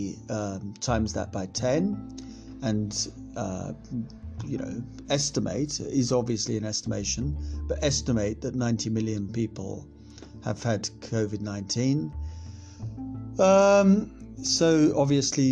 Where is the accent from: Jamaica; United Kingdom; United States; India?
United Kingdom; Scotland; being Scottish as I am